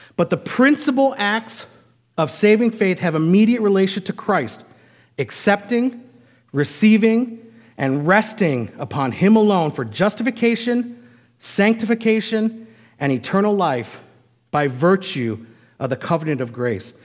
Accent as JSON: {"language": "English", "country": "United States", "said": "I as an American"}